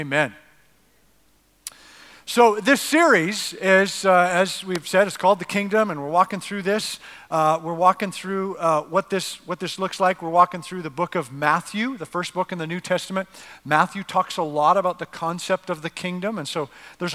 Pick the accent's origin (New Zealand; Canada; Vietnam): Canada; now in United States; I'm not actually American. I'm a North American. I'm Canadian